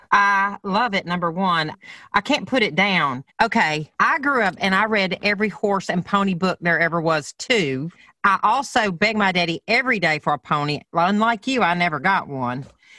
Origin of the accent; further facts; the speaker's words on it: the South, United States; accent: Southern; it's pretty obvious I'm Southern.